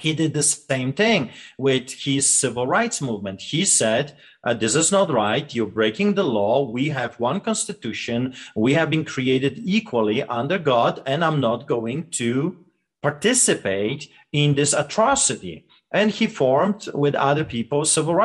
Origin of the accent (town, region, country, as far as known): Poland; born or raised there; English is a second language; moved away as an adult; now in Canada